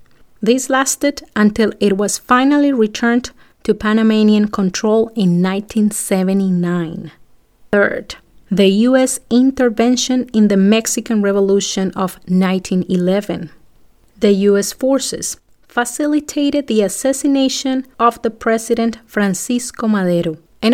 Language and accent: English; Colombia; my home country, Colombia